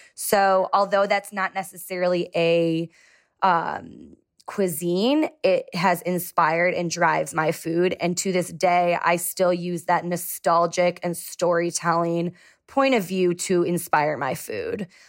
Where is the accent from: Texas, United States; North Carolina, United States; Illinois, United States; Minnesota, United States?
Illinois, United States; Chicago; I was raised in Chicago